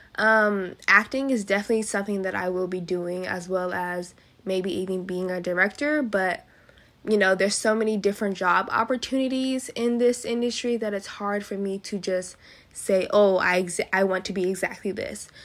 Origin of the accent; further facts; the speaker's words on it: San Diego, California, United States; I was born and raised in San Diego